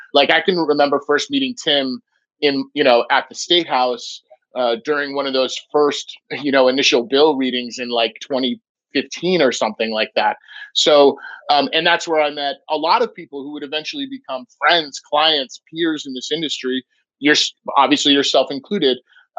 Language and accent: English; Vermont, United States; We do it the Vermont way. We're from Vermont. We do what we want, right?